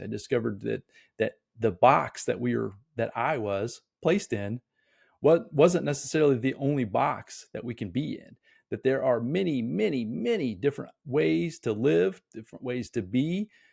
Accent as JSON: {"language": "English", "region": "Indiana", "country": "United States", "tie": "born or raised there", "said": "I'm born and raised in Indiana"}